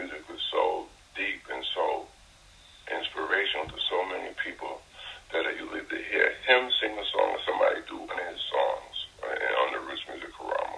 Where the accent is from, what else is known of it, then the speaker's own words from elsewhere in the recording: New York City, New York, United States; now in South Carolina, United States; I grew up in Brooklyn. And Brooklyn, New York, at the time I was growing up